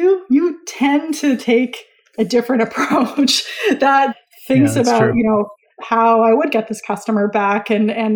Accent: Vancouver, British Columbia, Canada; my hometown of Vancouver, BC, Canada

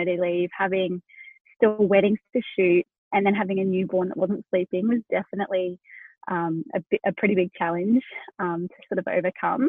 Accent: Australia; accent: Australian; also born or lived in Hunter Valley, New South Wales; We're in Australia. I didn't mention that. You can tell from my accent, but yeah, we're located down in New South Wales.

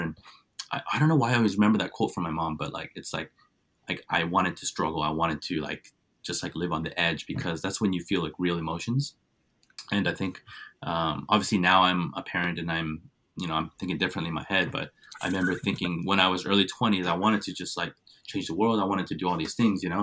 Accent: Cupertino, California, United States; also born or lived in Santa Clara / South Korea; we moved to a town called Cupertino

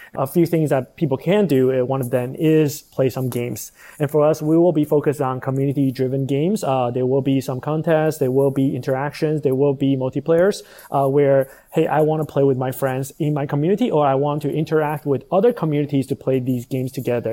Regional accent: Taiwan; moved away as an adult; also born or lived in United States; I'm actually originally from Taiwan

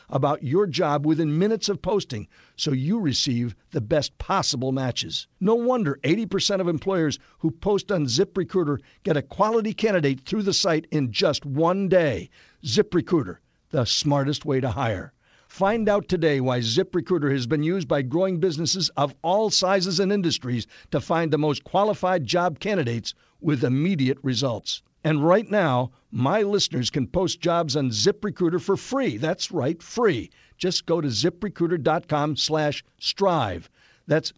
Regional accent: Texas, United States; I was born in Texas in 1943

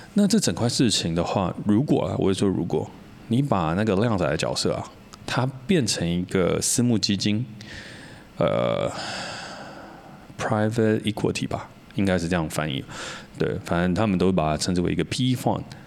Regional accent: Taiwan; 我自己是土生土长的台湾人，我没有出去国外念过书

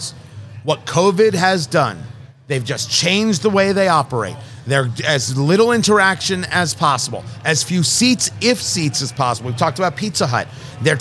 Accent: New Jersey, United States; also born or lived in Brooklyn, New York; Growing up in Jersey, born in Brooklyn, I never, ever had a fear of being in New York

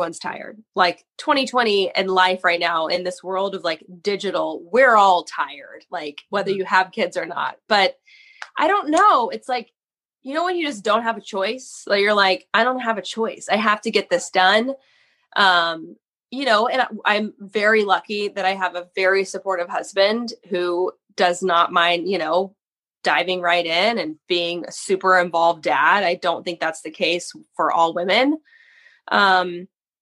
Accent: Austin, Texas, United States; also born or lived in Wichita Falls, Texas / Waco, Texas; I'm from Austin originally and went to Texas State

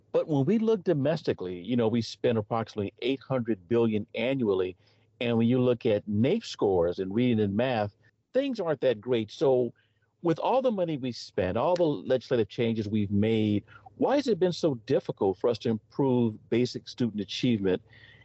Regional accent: California, United States; I grew up in California.

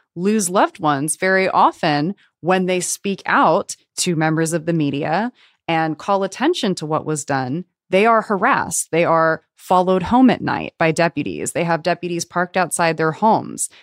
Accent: Los Angeles, California, United States; I grew up here in Los Angeles

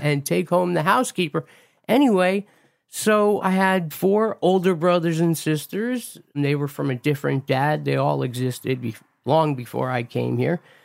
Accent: Montville, New Jersey, United States; moved away; my childhood, I grew up in New Jersey, in a town called Montville

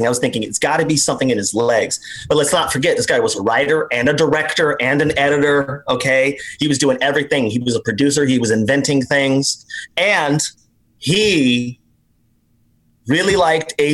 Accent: Las Vegas, Nevada, United States; now in Los Angeles, United States; I grew up in a mostly black, brown neighborhood in Las Vegas, Nevada

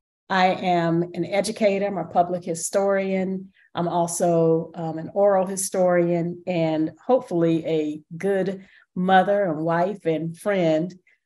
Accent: Chapel Hill, North Carolina, United States; I'm seven generations from Chapel Hill. My people on my father's side are Masons and Nuns.

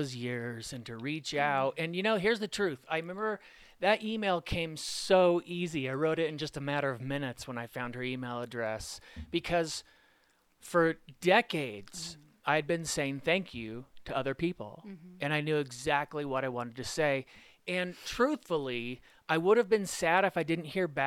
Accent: Arcadia, California, United States; moved away as an adult; also born or lived in Washington, D.C.; now in Colorado, United States; I grew up in Arcadia.

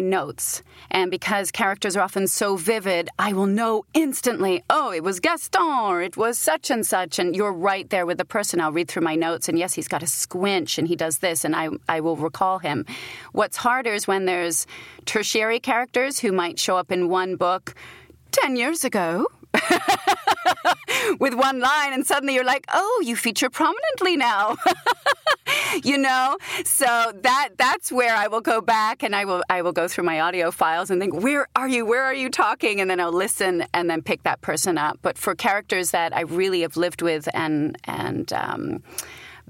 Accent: United Kingdom; accent: British; now in United States; as a Brit

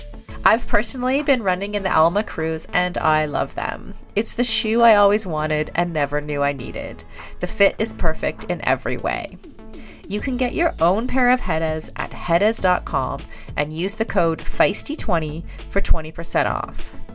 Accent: Kitchener, Ontario, Canada; I'm also from Ontario. Oh, whereabouts? Kitchener, actually.

